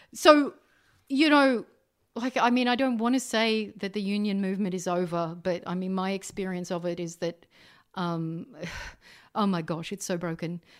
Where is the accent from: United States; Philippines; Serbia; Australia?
Australia; Canberra, Australian Capital Territory; I grew up in Canberra